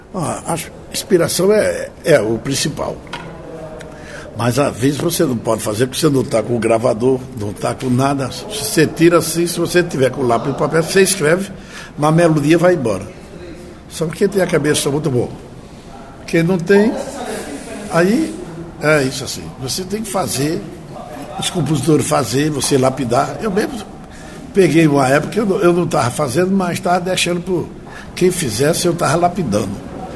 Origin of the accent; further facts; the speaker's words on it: Campina Grande, Paraíba, Brazil; moved away as an adult; also born or lived in Recife; em Campina Grande, onde eu nasci